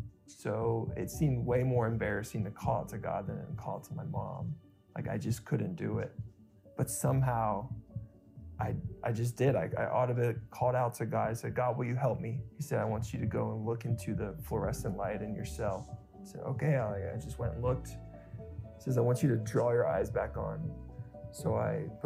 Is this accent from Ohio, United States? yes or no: yes; Springfield, Ohio, United States; I grew up in Springfield, Ohio